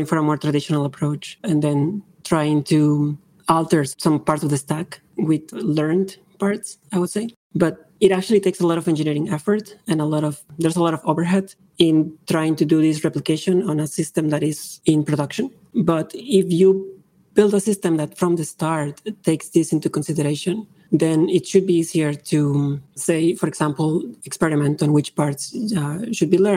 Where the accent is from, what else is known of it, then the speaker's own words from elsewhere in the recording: Mexico; moved away as an adult; also born or lived in Vancouver, Canada; now in Toronto, Canada; I was born and raised in Mexico